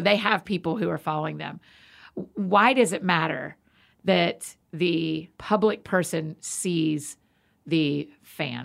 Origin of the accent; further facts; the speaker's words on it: Atlanta, Georgia, United States; growing up in Atlanta